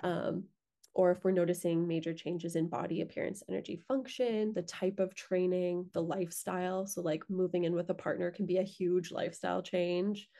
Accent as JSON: {"language": "English", "town": "Lethbridge", "region": "Alberta", "country": "Canada", "tie": "born or raised there", "moved": "as an adult", "said": "I grew up in Lethbridge"}